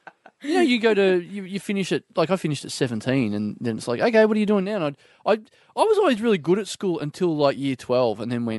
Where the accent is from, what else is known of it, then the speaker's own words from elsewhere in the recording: Maryborough, Victoria, Australia; also born or lived in Ballarat; I grew up in Maribor.